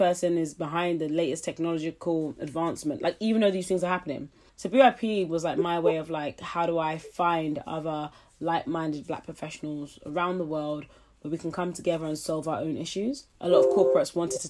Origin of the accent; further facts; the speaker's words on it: London, United Kingdom; also born or lived in Nottingham / Florida; I grew up in East London